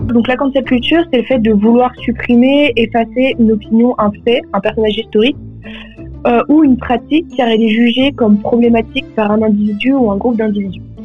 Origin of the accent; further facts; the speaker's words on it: Paris, Île-de-France, France; j'ai 19 ans, je viens de Paris